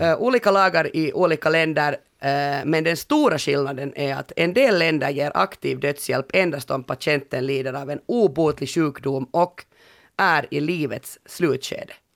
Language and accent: Swedish; Finland; hemma i Finland